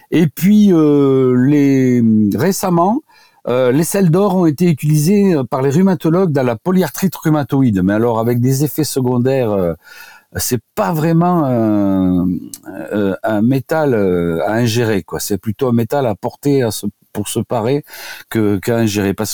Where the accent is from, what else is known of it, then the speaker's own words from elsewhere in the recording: Occitania, France; now in Paris, France; Je suis venu du Tarn à Paris pour euh, rencontrer Jacques Ménétrier qui avait décrit les, les diathèses de Ménétrier et d'oligothérapie.